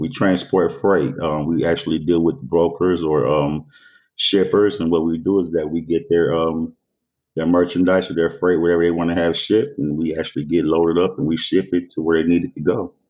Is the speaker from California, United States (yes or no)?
no; Dayton, Ohio, United States; 44, just turned 44 years of age. I grew up here in Dayton, Ohio, born and raised.